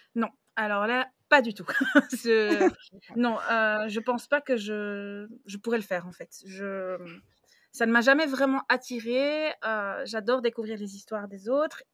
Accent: Belgium; j'ai 33 ans, je suis belge

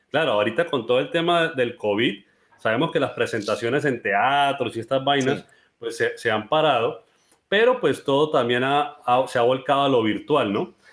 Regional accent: Colombia; now in Cúcuta, Colombia

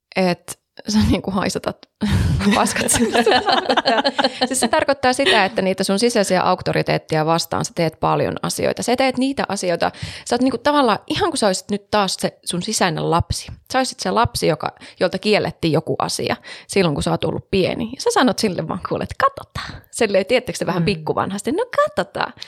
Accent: Savonia, Finland; Savossa, mun pitää viedä sut sinne, mistä mä oon kotoisin

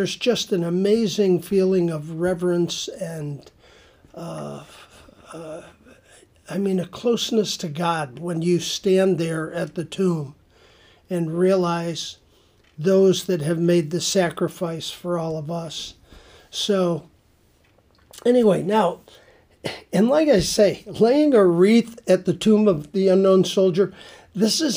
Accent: Buffalo, New York, United States; now in Indianapolis, United States; growing up in a suburb of Buffalo, New York, it was always marked by a special parade in my hometown

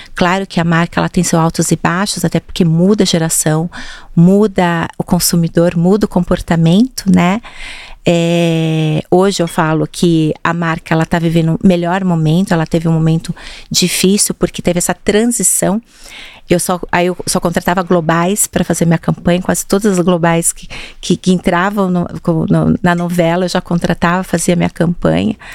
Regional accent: Jundiaí, São Paulo, Brazil; moved away as an adult; now in São Paulo, Brazil; Eu sou de Jundiaí

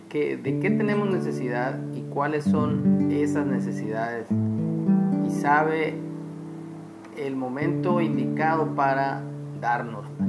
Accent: Mexico; nuestros derechos como ciudadanos mexicanos

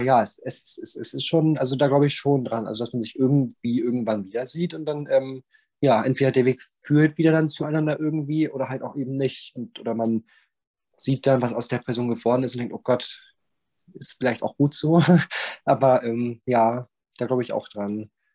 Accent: Bremen, Germany; moved away as an adult; now in Southern Germany; ich komme aus Bremen und bin dann, ähm, aus Bremenberg rausgezogen und hab dann, ähm, hier in Süddeutschland, ähm, mein Nest dann aufgeschlagen

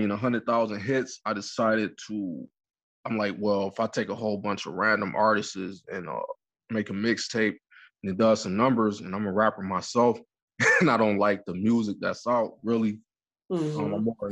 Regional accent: Detroit, Michigan, United States; also born or lived in New York; now in Canada; Currently, I'm in Canada, but I was born and raised in Detroit, Michigan, but I moved around a lot due to my father being in the military, so I'm a little bit from everywhere.

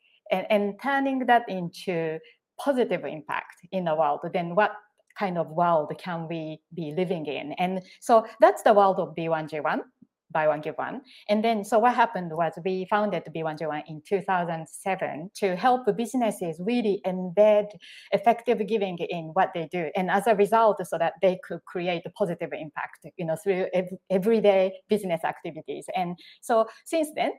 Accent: Japan; now in Singapore; when I was growing up, and I was a very shy and quiet child in Japan

